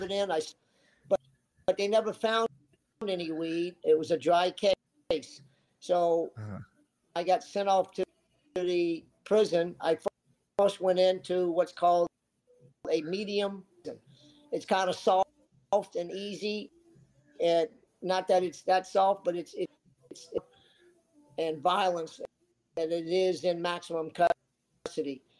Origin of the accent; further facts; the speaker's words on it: South Florida, United States; growing up in South Florida, my first boat was a ski boat